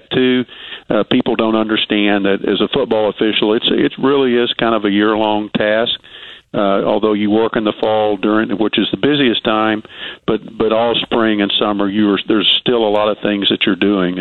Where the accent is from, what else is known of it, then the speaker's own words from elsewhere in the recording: Little Rock, Arkansas, United States; I'm from Little Rock, Arkansas